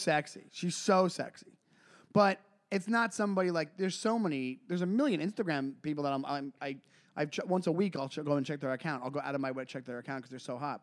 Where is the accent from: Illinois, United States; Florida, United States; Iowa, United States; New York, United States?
New York, United States; Long Island; I'm from Long Island